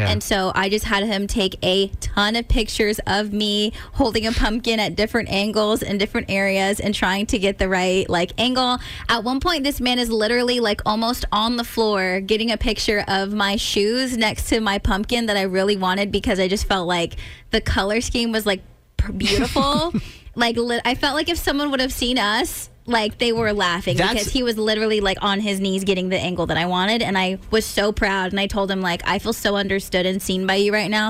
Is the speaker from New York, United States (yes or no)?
no; California, United States; now in Maryland, United States; I'm from California